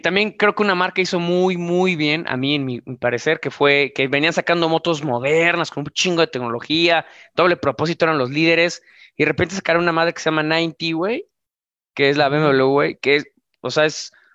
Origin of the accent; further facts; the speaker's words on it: Mexico; cuando lo ves tú como mexicano